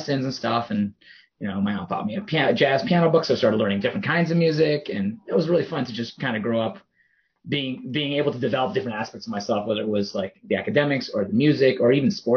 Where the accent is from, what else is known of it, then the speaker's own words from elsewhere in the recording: Toronto, Ontario, Canada; I grew up in Toronto. I was born there